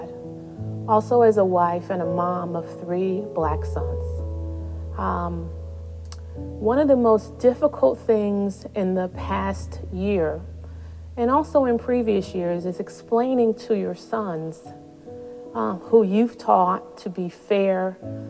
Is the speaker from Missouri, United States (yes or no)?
yes; St. Louis, Missouri, United States; moved away; also born or lived in East Coast; I was born and raised in St. Louis, Missouri, which is a very Catholic city